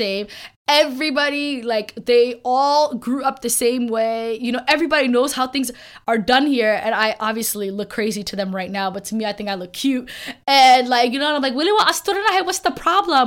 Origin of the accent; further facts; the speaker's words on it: United States; I was born in America